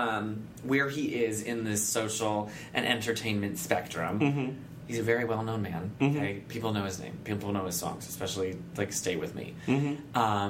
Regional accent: United States; I'm an American

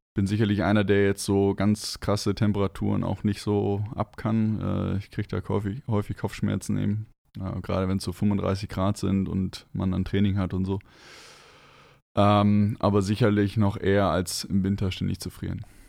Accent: Northern Germany, Germany; moved away; ich bin gebürtig im Norden geboren. Ich bin nicht mit Bergen aufgewachsen

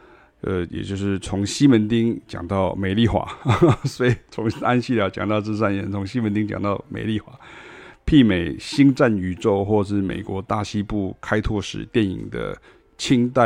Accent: Puzi, Chiayi County, Taiwan; 因为凯亚老师的这个老家在台南新营哈，那我的老家是在嘉义朴子哈朴子，

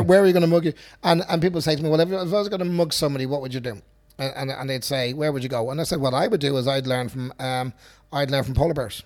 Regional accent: Dublin, Leinster, Ireland; I grew up in Finglas

